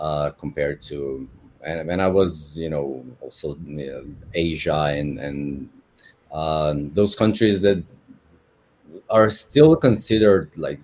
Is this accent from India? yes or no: no; Slovenia; moved away as an adult; now in Dubai, United Arab Emirates; I'm from Slovenia originally.